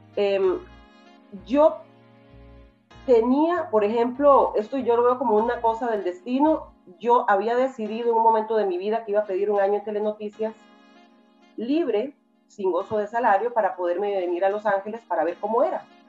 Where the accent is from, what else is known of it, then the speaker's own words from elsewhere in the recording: Costa Rica; moved away as an adult; now in United States; soy de Costa Rica